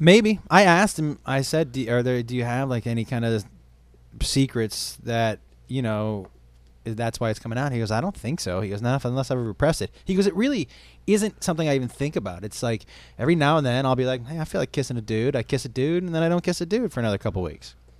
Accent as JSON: {"language": "English", "town": "Amherst", "region": "Massachusetts", "country": "United States", "tie": "born or raised there", "said": "We grew up in Amherst, Mass"}